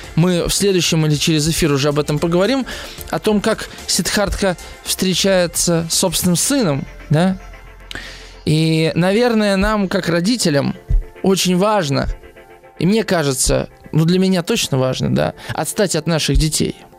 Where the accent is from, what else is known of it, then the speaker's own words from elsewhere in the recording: Moscow, Russia; я москвич